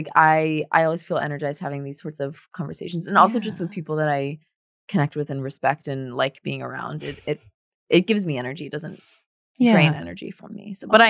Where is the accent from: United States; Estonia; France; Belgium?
France; born there; people thought it was cool that like I was born in France.